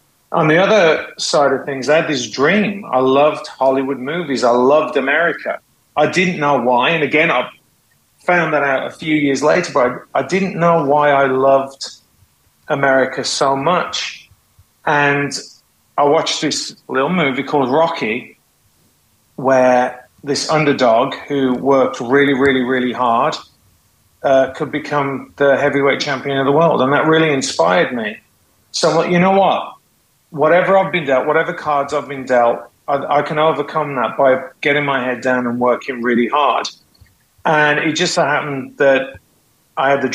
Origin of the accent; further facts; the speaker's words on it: West Midlands, United Kingdom; moved away as an adult; also born or lived in California; now in United States; I was raised in the UK. I would say I was raised in Mordor